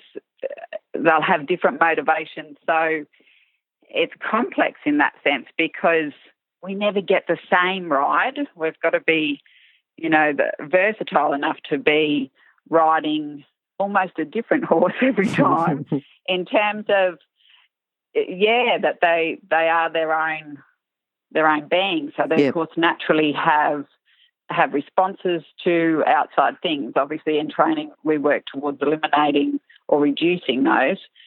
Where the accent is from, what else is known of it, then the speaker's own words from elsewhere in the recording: Larrimah, Northern Territory, Australia; also born or lived in Darwin; I grew up in Larrimah, which is central sort of Northern Territory